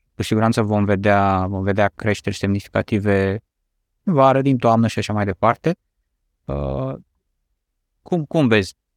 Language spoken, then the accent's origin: Romanian; Romania; noi ca și români